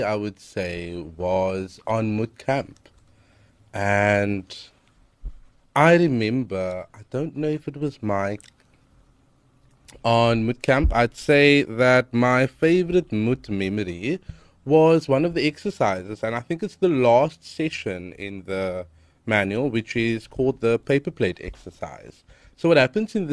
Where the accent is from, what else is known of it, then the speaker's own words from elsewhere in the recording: Cape Town, Western Cape, South Africa; I'm from Hanover Park.